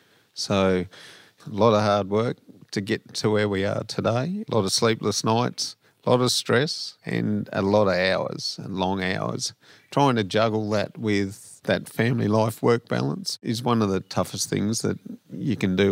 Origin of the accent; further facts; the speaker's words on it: Tottenham, New South Wales, Australia; So we're originally from Tottenham in central New South Wales.